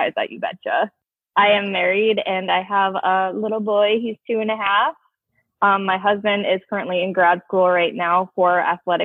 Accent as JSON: {"language": "English", "town": "Fargo", "region": "North Dakota", "country": "United States", "tie": "born or raised there", "also_born_or_lived": "Minneapolis", "said": "Yes, I was born and raised in Fargo. I went to West Fargo High School."}